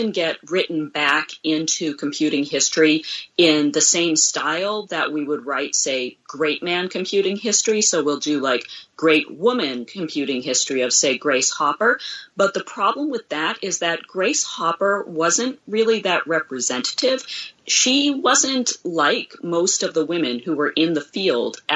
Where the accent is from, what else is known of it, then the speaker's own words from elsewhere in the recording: United States; as an American